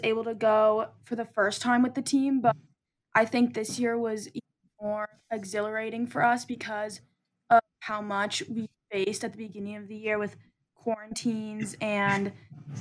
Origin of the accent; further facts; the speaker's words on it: Chicago, Illinois, United States; I'm a four-year senior from Chicago